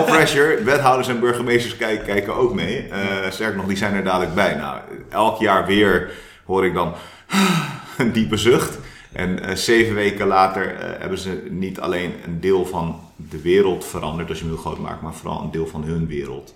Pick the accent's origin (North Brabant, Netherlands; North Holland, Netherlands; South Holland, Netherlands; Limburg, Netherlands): South Holland, Netherlands; Delft; Ik ben een Delftenaar en een Delftenaar. Mooi. Eh, ik ben geboren en getogen in Delft.